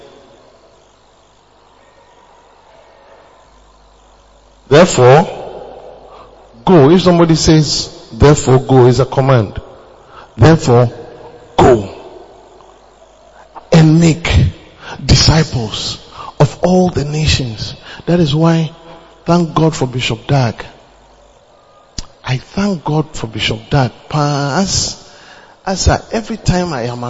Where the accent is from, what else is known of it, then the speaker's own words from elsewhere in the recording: Ghana; moved away as an adult; also born or lived in Uganda; I am from Ghana.